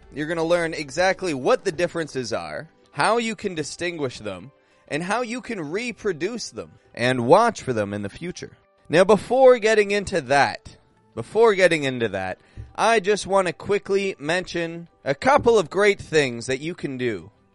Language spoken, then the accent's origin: English; Toronto, Ontario, Canada; I'm from Toronto, Canada, and I'm actually back up in Canada now.